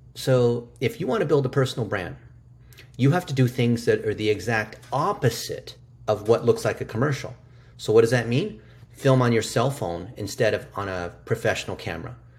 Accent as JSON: {"language": "English", "country": "United States", "tie": "born or raised there", "second_language": "English", "said": "I'm an American-born Chinese, which is what we call an A B C. I didn't speak English until I was six"}